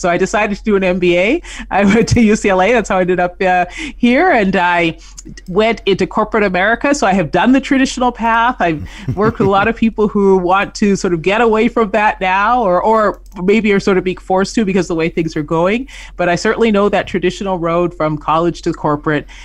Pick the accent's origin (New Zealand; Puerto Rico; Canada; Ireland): Canada; moved away as an adult; I grew up in Canada, so I worked up north